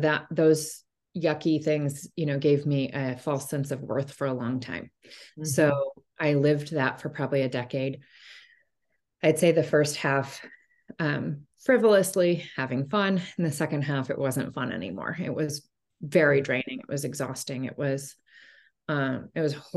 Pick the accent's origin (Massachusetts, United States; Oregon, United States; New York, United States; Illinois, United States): Oregon, United States; Portland; also born or lived in Bay Area, California; I'm a Portland native. I was born and raised here, grew up here